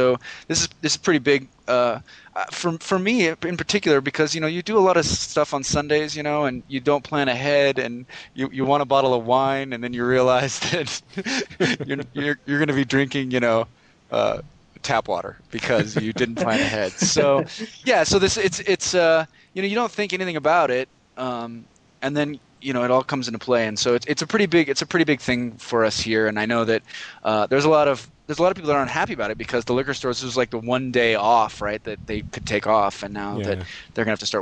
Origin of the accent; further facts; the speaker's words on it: Arizona, United States; now in Colorado, United States; I grew up in Arizona, where you can go to the grocery store and buy everything